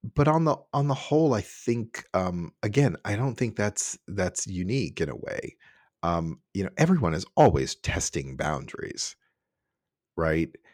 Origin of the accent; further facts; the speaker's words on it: Cincinnati, Ohio, United States; moved away as an adult; also born or lived in New York / San Francisco; I was born, uh, and raised in Cincinnati, Ohio